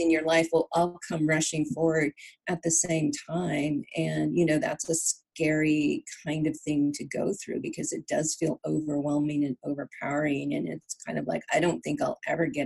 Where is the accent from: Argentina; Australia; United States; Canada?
United States; California; moved away as an adult; also born or lived in Virginia; I was born and raised in California, but I lived in Virginia for 10 years